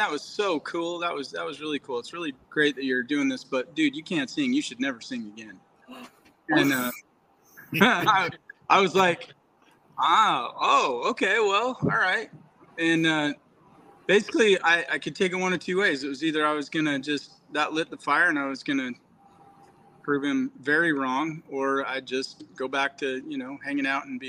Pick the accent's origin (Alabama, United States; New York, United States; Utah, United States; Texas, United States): Utah, United States; I grew up in Utah